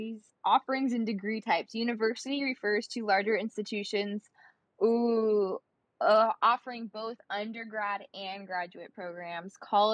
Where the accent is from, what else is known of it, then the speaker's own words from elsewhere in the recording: California, United States; I'm from California